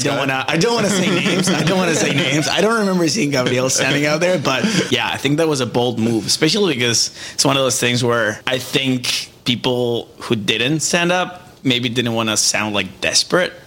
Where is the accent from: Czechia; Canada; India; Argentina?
Argentina; moved away as an adult; now in United States; I am from Argentina